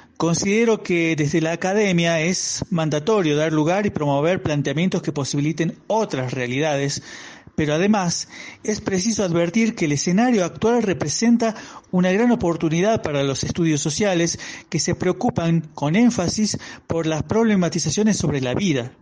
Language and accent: Spanish; Argentina; moved away as an adult; now in Colombia; provengo de Argentina